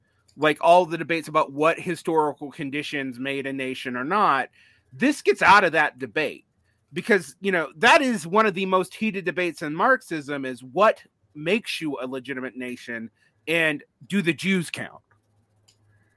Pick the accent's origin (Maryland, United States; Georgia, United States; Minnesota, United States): Georgia, United States; Macon; accent: Southern; there are certain things I say that are left over in my language from like Macon, Georgia, that is unique to a tiny sliver of the middle of Georgia